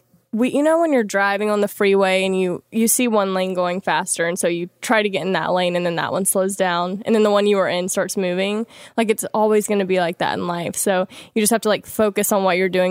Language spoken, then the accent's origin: English; Louisiana, United States; moved away; I'm from Louisiana originally.